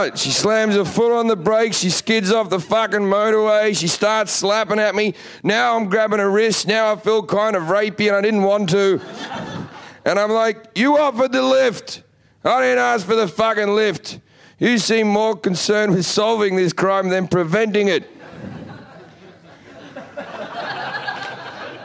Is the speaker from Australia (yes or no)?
yes; Australia; moved away; I'm from Australia